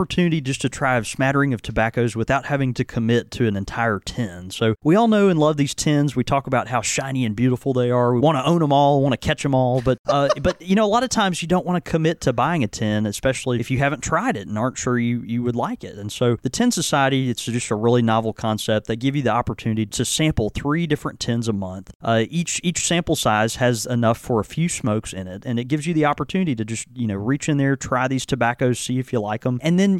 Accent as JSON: {"language": "English", "region": "the South", "country": "United States", "tie": "born or raised there", "said": "I grew up in the South, mostly going to Southern Baptist churches."}